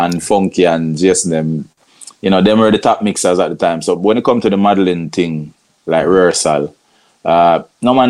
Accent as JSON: {"language": "English", "town": "Montego Bay", "region": "Saint James", "country": "Jamaica", "tie": "born or raised there", "said": "I grew up in Montego Bay, you know what I mean? St. James."}